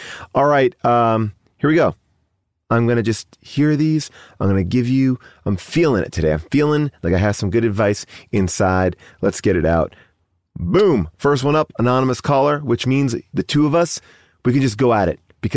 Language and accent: English; Long Island, outside New York City, United States; now in Los Angeles, United States; growing up outside of New York City on Long Island